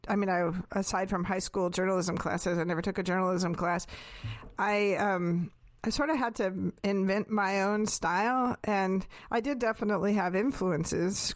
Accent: West Coast, United States; moved away; also born or lived in Pacific Northwest / Northern California / New York; growing up on the West Coast, and especially Pacific Northwest and then Northern California

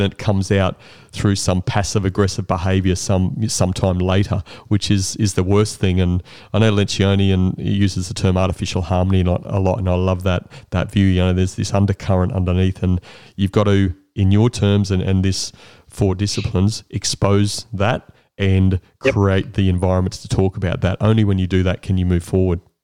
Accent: Brisbane, Queensland, Australia; I grew up in Brisbane

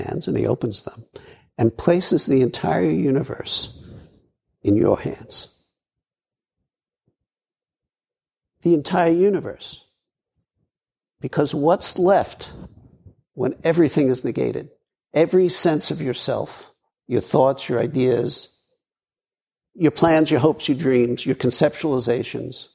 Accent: New York City, New York, United States; moved away; also born or lived in Colorado; I grew up in Brooklyn

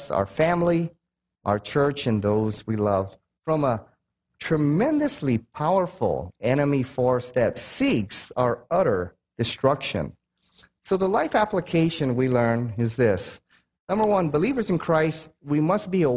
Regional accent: United States; I'm American.

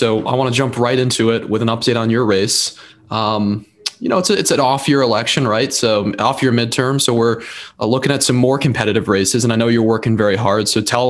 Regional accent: Trumbull, Connecticut, United States; So I'm from Trumbull, Connecticut

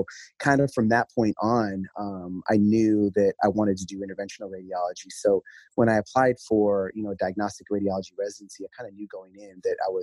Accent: South Dakota, United States; moved away; I'm from South Dakota originally, and so that's where I did medical school

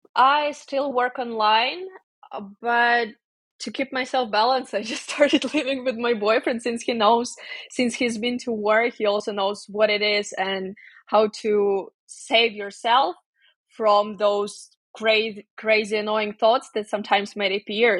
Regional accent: Ukraine; moved away as an adult; also born or lived in Kyiv, Ukraine / Indiana, United States; now in Armenia; go back to my family, to my hometown

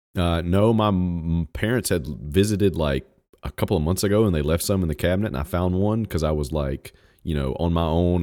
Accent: Virginia, United States; moved away; I was born in Virginia, so I'm technically a Virginian, even though I haven't lived there in thirty years

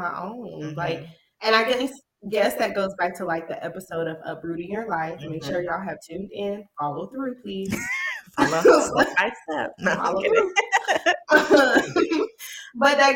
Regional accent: New York, United States; growing up in New York

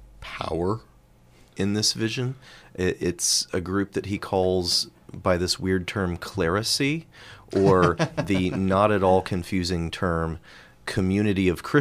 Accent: United States; as an American on the other side of the pond

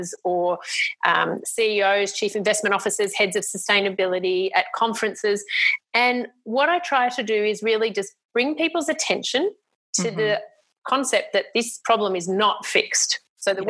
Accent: Australia; I was very lucky as an Australian

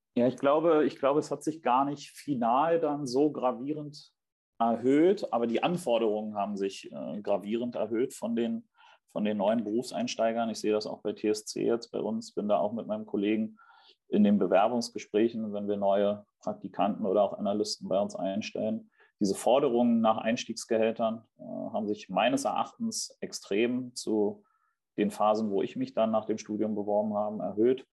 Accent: Berlin, Germany; also born or lived in Stuttgart; bin gebürtiger Berliner

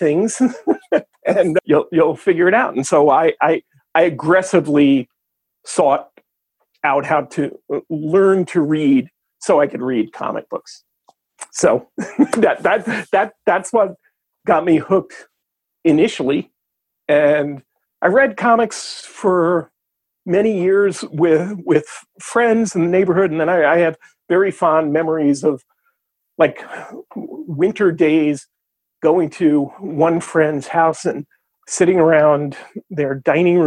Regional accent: New York City, New York, United States; I was born and raised in Brooklyn

